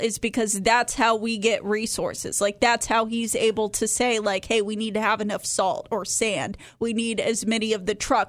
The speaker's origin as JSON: {"language": "English", "region": "the South", "country": "United States", "tie": "born or raised there", "said": "I grew up in the South"}